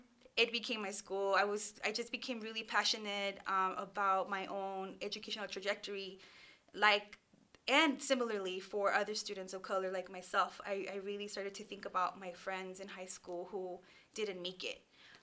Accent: Los Angeles, California, United States; first language Spanish; English is a second language; My parents migrated from Mexico, and so my first language was Spanish. I went to schools, public schools in the Northeast San Fernando Valley, Pacoima specifically

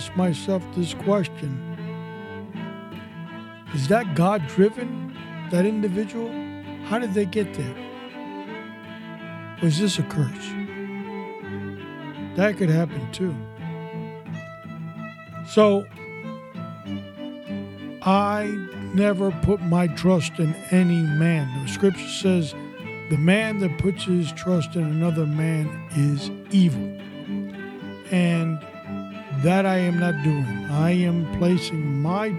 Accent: New York City, New York, United States; I was born and raised in New York City

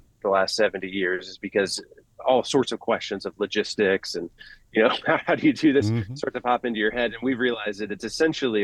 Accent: Northwest Ohio, United States; I'm from Northwest Ohio

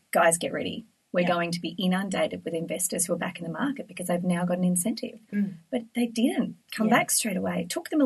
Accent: Frankston, Victoria, Australia; Growing up in Frankston

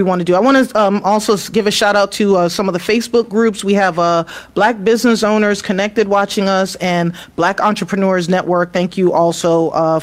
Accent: New York City, New York, United States; also born or lived in Queens, New York; now in Atlanta, United States; I grew up in New York City. I lived in the Bronx for the first 10 years of my life.

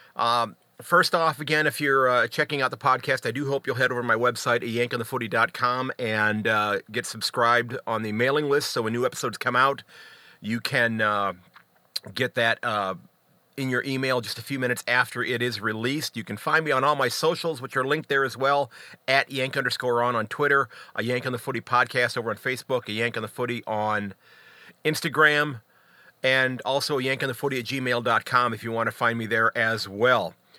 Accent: United States; as an American

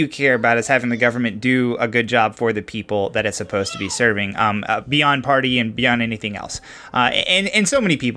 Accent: Louisville, Kentucky, United States; Jasmine and me, the other host of this show, we're from Louisville

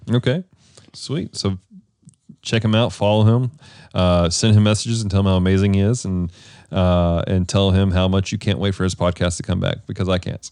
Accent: Missouri and Texas, United States; moved away; I grew up in, in the Midwest, up in Missouri and Texas

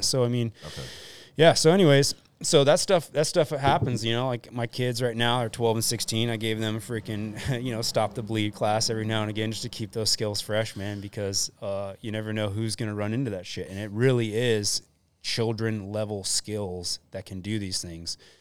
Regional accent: Deerfield Beach, Florida, United States; moved away as an adult; now in West Coast, United States; I grew up in Florida

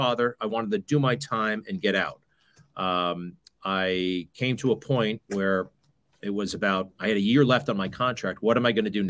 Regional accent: Garden City, New York, United States; Great childhood in suburban New York City

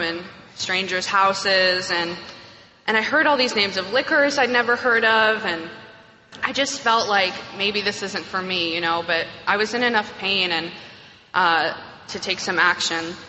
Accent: New York, United States; I'm from New York. I grew up on the upper, upper west side, as we call it

